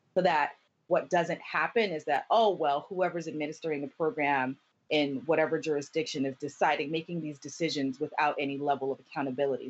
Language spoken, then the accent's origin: English; Camden, New Jersey, United States; my four years of high school growing up in Camden, New Jersey